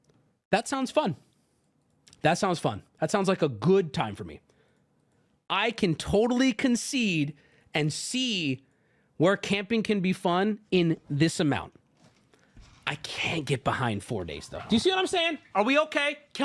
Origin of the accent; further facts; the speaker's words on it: West Virginia, United States; I grew up in West Virginia, and my family is full of avid campers.